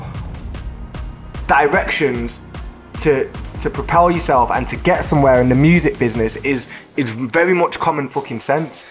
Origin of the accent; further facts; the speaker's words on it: Manchester, North West England, United Kingdom; we're from South Manchester